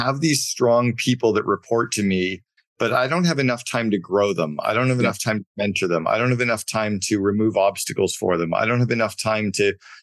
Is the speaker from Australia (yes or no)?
no; Canada; I grew up in Canada and we played a lot of hockey